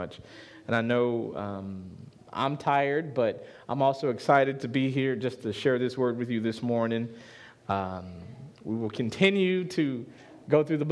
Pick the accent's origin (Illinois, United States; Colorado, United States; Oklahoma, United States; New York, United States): Illinois, United States; Chicago; I'm from Chicago.